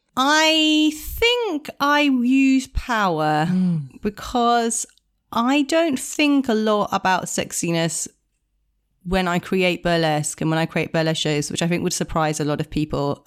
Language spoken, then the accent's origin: English; Italy; growing up in Italian culture